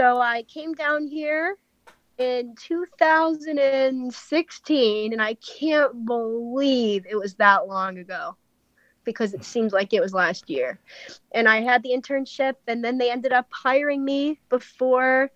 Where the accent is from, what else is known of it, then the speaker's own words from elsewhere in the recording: Elmira, New York, United States; moved away as an adult; now in Richmond, United States; I'm from Elmira, New York. So I'm from upstate New York